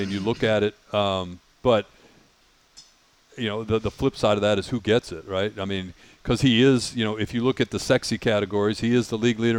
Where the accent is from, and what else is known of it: Detroit, Michigan, United States; born or raised there; moved away